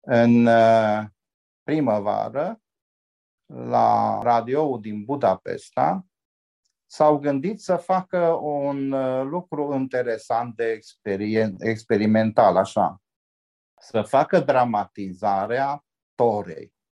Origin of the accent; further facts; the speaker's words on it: Oradea, Bihor County, Romania; m-am născut aici la maternitatea din Oradea